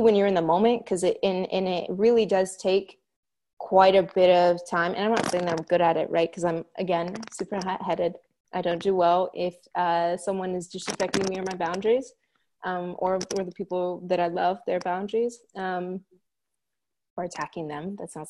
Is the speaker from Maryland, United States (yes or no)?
no; Oregon, United States; I'm Mexican American and Jewish, and growing up in Oregon, in a rural Oregon community